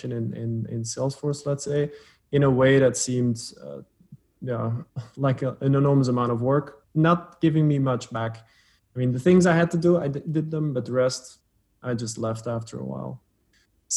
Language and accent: English; Flanders, Belgium; first language Dutch; English is a second language; also born or lived in Antwerp, Belgium; My accent is I speak Dutch as a mother tongue. But I'm not Dutch as in from the Netherlands. I'm from Belgium, from Flanders, from the Dutch speaking version. I live in Antwerp, Belgium